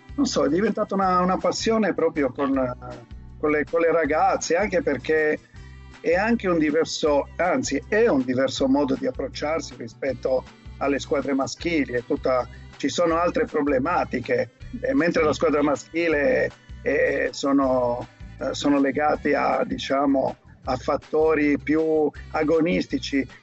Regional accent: Cagliari, Sardinia, Italy; moved away; sono nato a Cagliari

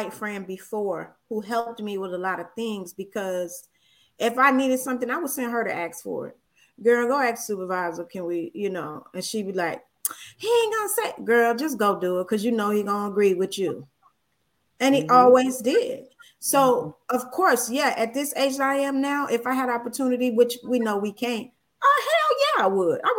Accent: Chicago, Illinois, United States; I'm as American as they come, because I was born in America, baby. Chicago

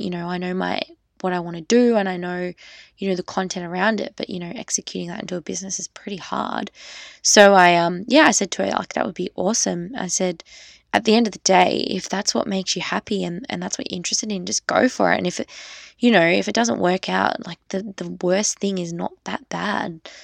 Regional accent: Australia; I'm just an Australian girl

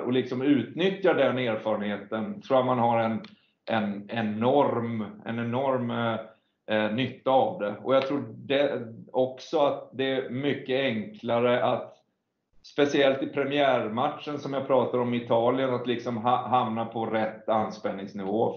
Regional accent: Sweden; vi är svenskar

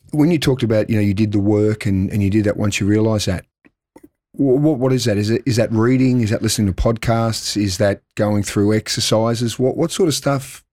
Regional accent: Melbourne, Victoria, Australia; moved away as an adult; now in Adelaide, Australia; I grew up in Melbourne, and I came over here

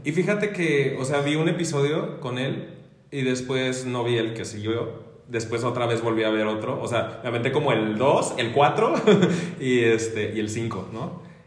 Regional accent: Mexico

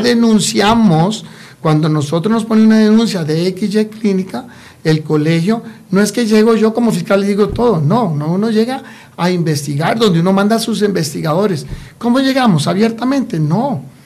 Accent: Costa Rica; ciudadanos costarricenses

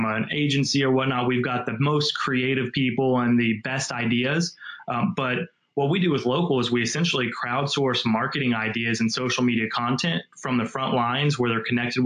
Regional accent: Ohio, United States; moved away as an adult; now in Northwest Arkansas, United States; I grew up in Ohio for the most part, went to University of Cincinnati

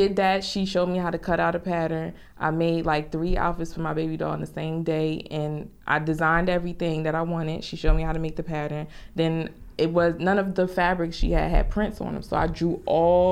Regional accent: Newark, New Jersey, United States; I'm from Newark, particularly the South Ward in Newark.

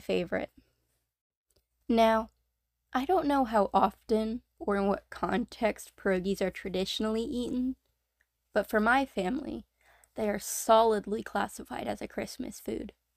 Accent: North Carolina, United States; I myself was born and raised in North Carolina

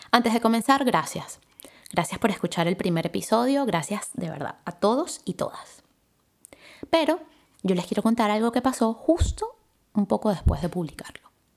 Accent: Caracas, Capital District, Venezuela; nací en Caracas, Venezuela

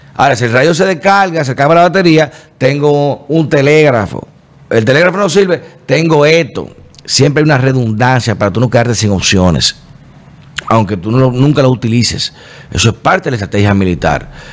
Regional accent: Dominican Republic

